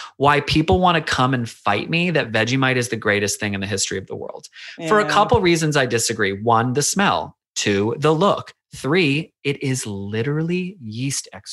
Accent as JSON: {"language": "English", "country": "United States", "moved": "as an adult", "lives_now": "Australia", "said": "I am the weird American at the playground"}